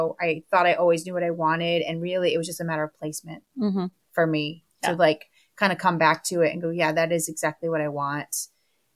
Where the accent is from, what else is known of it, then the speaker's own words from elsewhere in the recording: Florida, United States; I grew up in Florida